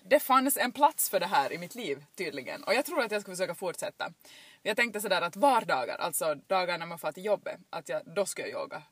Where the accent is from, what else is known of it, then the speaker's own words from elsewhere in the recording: Jakobstad, Ostrobothnia, Finland; jag är uppväxt här eh, i Jakobstadstrakten, i bibelbältet